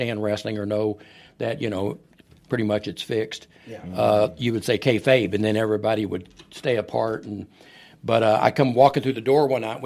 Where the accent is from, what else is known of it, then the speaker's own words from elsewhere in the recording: Irving, Texas, United States; also born or lived in Fort Worth, Texas / Paris, Texas; I was born in Fort Worth, Texas. Moved to Irving, Texas, the week President Kennedy got shot. I was in third grade, and I've lived here.